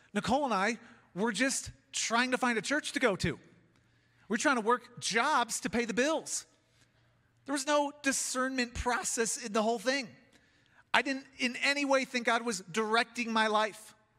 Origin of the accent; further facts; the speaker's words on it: Chicago, Illinois, United States; now in Colorado, United States; I'm a kid from Chicago